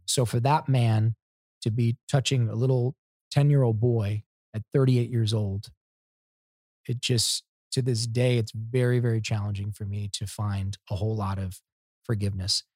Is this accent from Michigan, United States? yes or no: no; Ohio, United States; I'm from Ohio